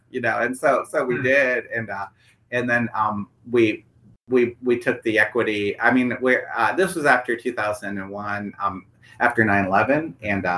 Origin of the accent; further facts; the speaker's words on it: Michigan, United States; moved away as an adult; also born or lived in Mississippi; now in Brentwood, United States; growing up in Michigan, our bank that we grew up with is NBD, National Bank of Detroit